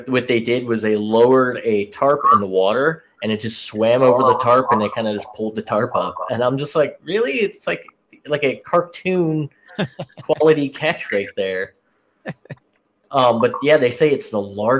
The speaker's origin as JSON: {"language": "English", "region": "Florida", "country": "United States", "moved": "yes", "lives_now": "Washington, United States", "said": "I live in Washington now, so I get a lot of like, oh, you don't have, you know, where are you originally from? I'm like, Florida."}